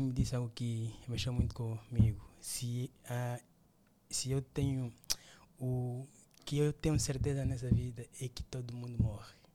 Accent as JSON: {"language": "Portuguese", "town": "Luanda", "region": "Luanda Province", "country": "Angola", "also_born_or_lived": "Benguela", "said": "É, já sou de Luanda, né? uhum. né? Claro. Voltei para Luanda"}